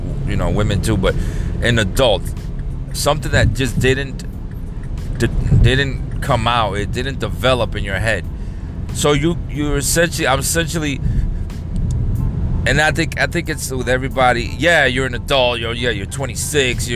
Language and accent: English; New York, United States; moved away as an adult; I came from New York